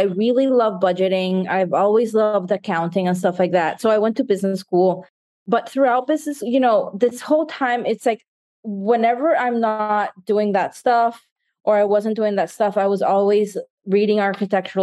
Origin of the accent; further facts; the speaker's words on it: Nicaragua; now in United States; I grew up in Nicaragua